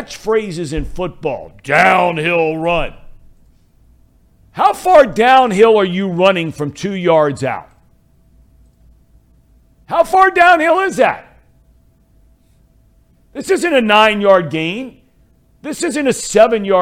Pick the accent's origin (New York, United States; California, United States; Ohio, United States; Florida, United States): Ohio, United States; also born or lived in Arizona; I grew up in Ohio